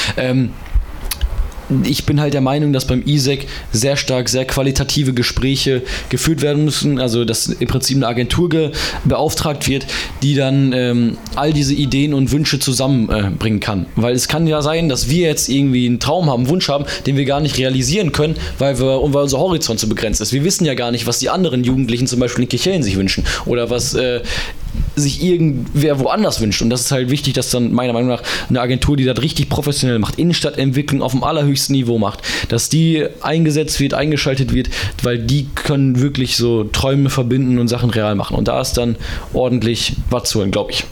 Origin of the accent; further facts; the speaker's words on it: Bottrop, North Rhine-Westphalia, Germany; alter Bottrop ist echt schäbig. Ähm, und ich konnte halt nicht glauben, dass das halt meine Heimat ist